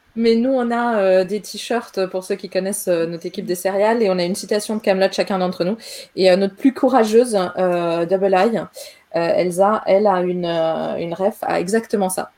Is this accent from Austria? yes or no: yes; Austria; moved away; also born or lived in Paris, France; en Autriche où j'ai grandi